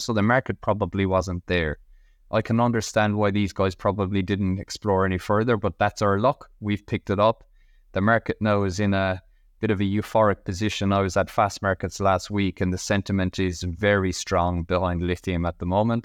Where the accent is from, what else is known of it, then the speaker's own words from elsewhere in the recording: Ireland; moved away as an adult; now in Western Australia, Australia; I'm originally from Ireland, as my accent could probably give away, but I'm based in Western Australia. I've been here for 12 years